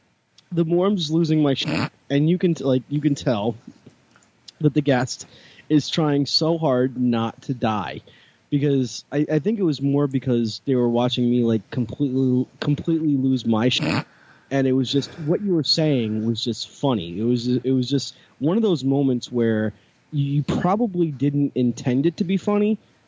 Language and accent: English; New York, United States; Tyson, like I'm from New York